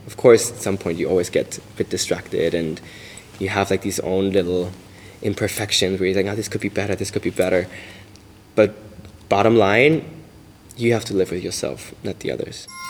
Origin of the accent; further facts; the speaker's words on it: Bavaria, Germany; now in Berlin, Germany; Growing up in Bavaria, um, I was quite restricted